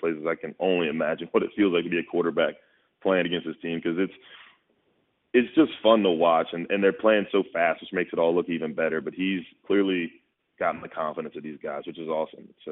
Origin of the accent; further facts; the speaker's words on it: Jacksonville, Florida, United States; moved away; I'm from Jacksonville, Florida. I grew up going to watch Tebow, Chris Leak, all those guys in the swamp